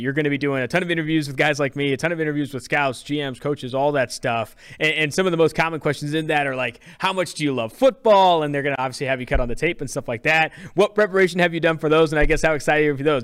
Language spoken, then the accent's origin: English; Oakland, California, United States; also born or lived in San Diego; I'm from California. I'm from Oakland, California. Went to school at San Diego State